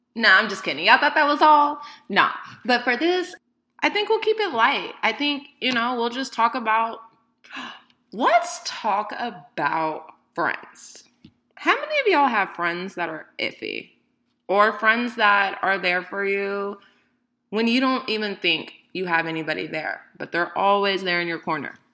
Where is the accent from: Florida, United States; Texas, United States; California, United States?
California, United States; Bay Area; I am 31 from the Bay Area